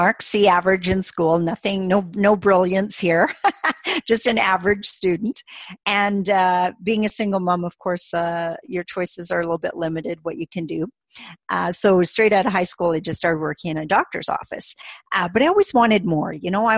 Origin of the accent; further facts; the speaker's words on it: Canada; we're from Canada